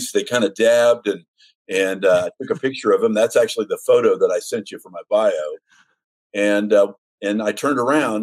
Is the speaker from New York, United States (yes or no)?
no; Los Angeles, California, United States; I grew up in East Los Angeles.